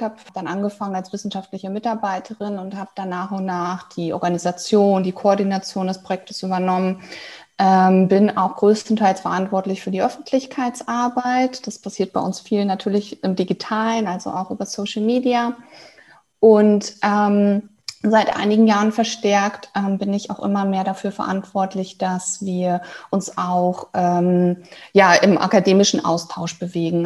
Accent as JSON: {"language": "German", "area": "Münsterland", "region": "North Rhine-Westphalia", "country": "Germany", "tie": "born or raised there", "also_born_or_lived": "Dortmund / Mexico / Berlin", "moved": "yes", "said": "ich bin gebürtig ähm, aus dem, äh, tatsächlich aus Dortmund, aber aufgewachsen dann im Münsterland"}